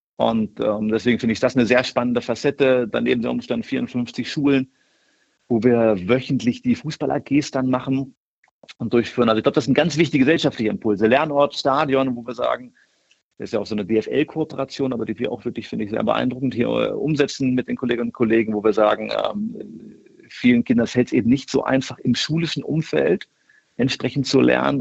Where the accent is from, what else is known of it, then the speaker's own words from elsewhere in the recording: Hameln, Lower Saxony, Germany; also born or lived in Göttingen; now in Wolfsburg, Germany; ein Kind Niedersachsens bin, bin in Hameln aufgewachsen bei Hannover